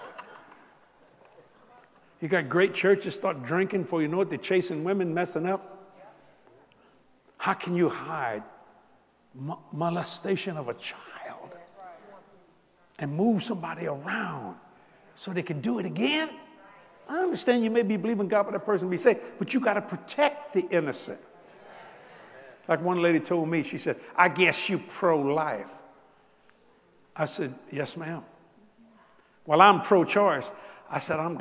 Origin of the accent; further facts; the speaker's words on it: South Louisiana, United States; moved away; I'm a Cajun from South Louisiana